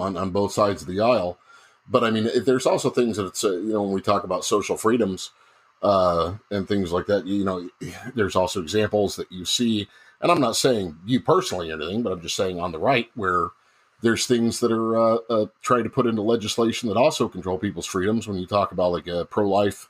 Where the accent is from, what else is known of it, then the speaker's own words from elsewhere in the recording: Northern Illinois, United States; I grew up in Northern Illinois